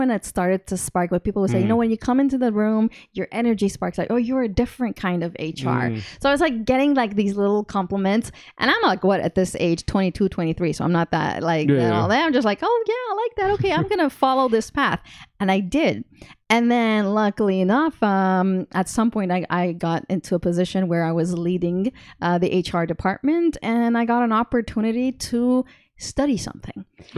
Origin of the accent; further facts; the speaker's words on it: Kuwait; also born or lived in London / Montreal, Canada / Dubai; So I was born in Kuwait.